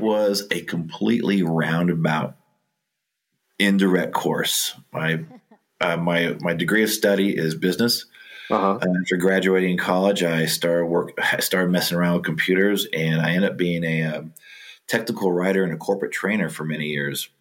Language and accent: English; Orange County, California, United States; I grew up in Orange County uh, when it was still an agricultural area